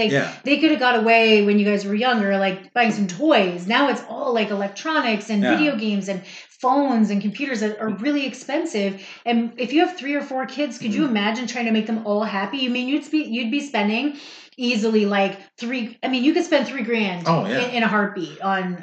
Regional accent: Canada; as a Canadian and growing up here

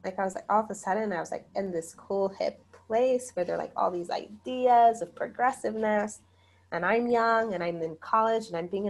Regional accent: Zimbabwe; also born or lived in South Africa; Because I was like, well, if I tell them I'm from Zimbabwe, they're going to, like, think I'm poor.

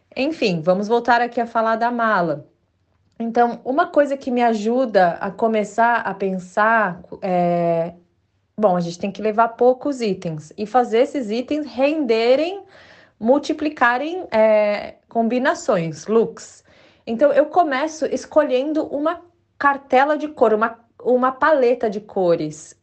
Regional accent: Brazil; first language Portuguese; also born or lived in Chile; now in England, United Kingdom; porque eu falo português, é a minha língua, né? Porque sou brasileira

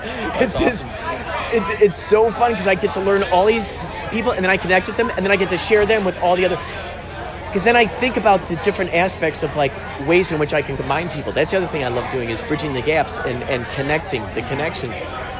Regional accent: Los Angeles, California, United States; Oh, Los Angeles.

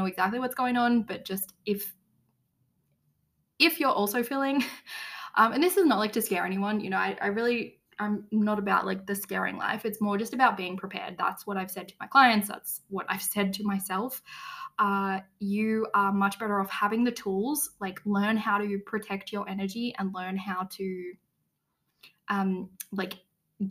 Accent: Australia; moved away as an adult; now in Tirana, Albania; I am from Australia. Even now that I'm living in Europe

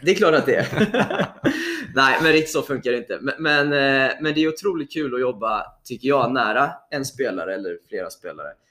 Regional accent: Mölndal, Västra Götaland, Sweden; jag är uppväxt i, i Mölndal utanför Göteborg

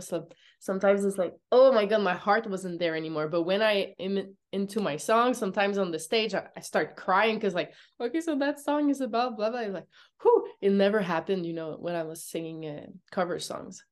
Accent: Montreal, Quebec, Canada; English is a second language; I'm from Montreal

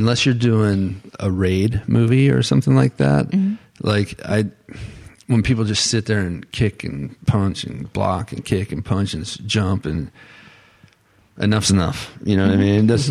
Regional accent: Florida, United States; it's where I'm from, my hometown

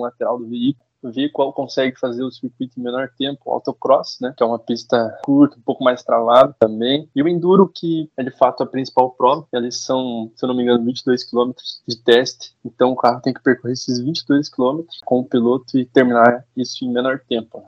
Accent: Curitiba, Paraná, Brazil; Sou aqui de Curitiba mesmo.

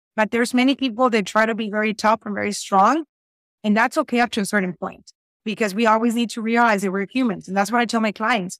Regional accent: Reynosa, Tamaulipas, Mexico; English is a second language; also born or lived in South Texas, United States; now in Texas, United States; I am in South Texas, but I'm originally from Reynosa, Tamaulipas, Mexico

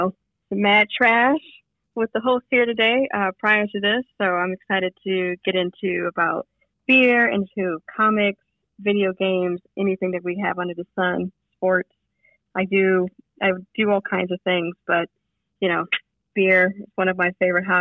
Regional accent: Detroit, Michigan, United States; moved away; I grew up in Detroit

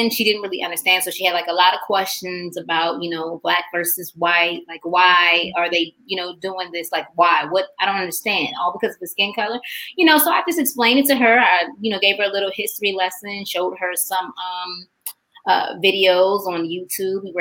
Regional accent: Macon, Georgia, United States; also born or lived in Washington metropolitan area; from Georgia. I'm from Macon, Georgia.

